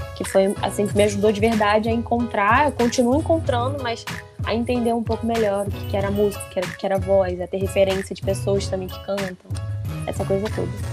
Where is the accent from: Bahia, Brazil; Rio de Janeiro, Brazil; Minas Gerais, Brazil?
Rio de Janeiro, Brazil; São Gonçalo; eu sou de São Gonçalo, mas é só atravessar a rua, eu tô em Niterói, porque eu moro em Canativa